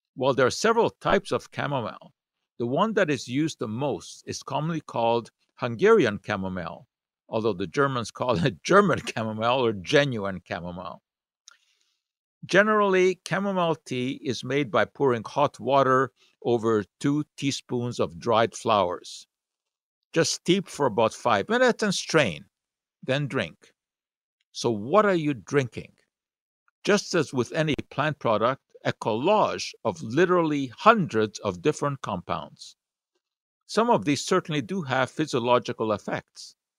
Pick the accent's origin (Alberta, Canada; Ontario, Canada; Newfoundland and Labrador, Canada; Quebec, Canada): Quebec, Canada; Montreal; When I was, uh, growing up in Montreal